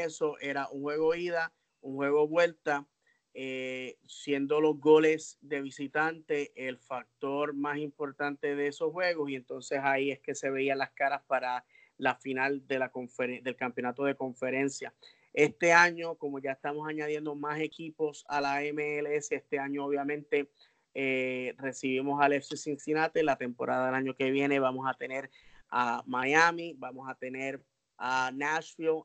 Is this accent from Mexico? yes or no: no; Puerto Rico; Kennedy y yo somos puertorriqueños